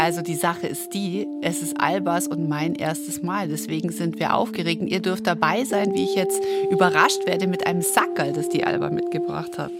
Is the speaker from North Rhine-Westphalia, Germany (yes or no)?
no; Baden-Württemberg, Germany; ich nenne es als Schwäbin